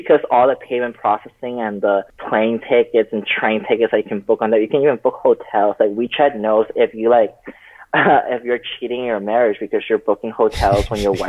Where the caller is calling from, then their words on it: Irvine, California, United States; I'm currently in Irvine, California.